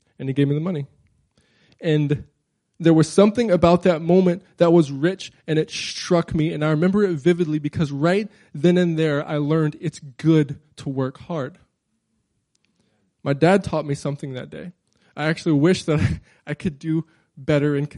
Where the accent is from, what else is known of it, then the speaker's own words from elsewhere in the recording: Crowley, Louisiana, United States; now in Anchorage, United States; I grew up in South Louisiana, okay? Crowley, Louisiana